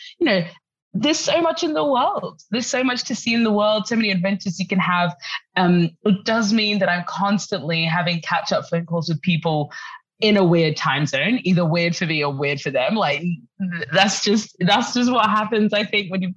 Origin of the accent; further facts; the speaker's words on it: Brisbane, Queensland, Australia; moved away as an adult; also born or lived in Sudan / Paris, France; now in London, United Kingdom; I was born in Sudan. My family moved to Australia, to Brisbane, south side of Brisbane, when I was, you know, a baby